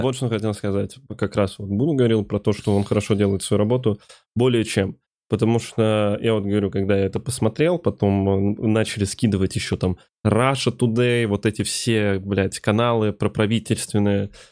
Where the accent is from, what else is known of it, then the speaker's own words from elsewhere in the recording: Ukraine; moved away; я еще уроженец Республики Украина